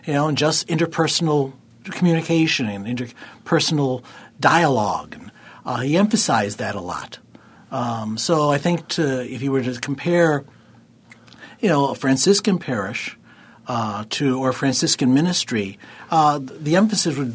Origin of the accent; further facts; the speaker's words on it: Eden, New York, United States; I'm from Eden. I grew up in Eden.